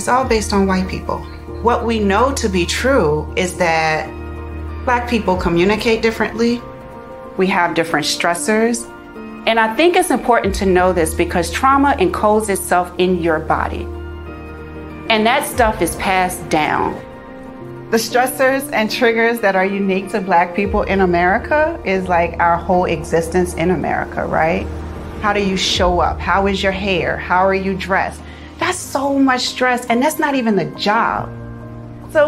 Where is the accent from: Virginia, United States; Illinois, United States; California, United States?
Virginia, United States; Richmond; I grew up in Richmond, Virginia with my mom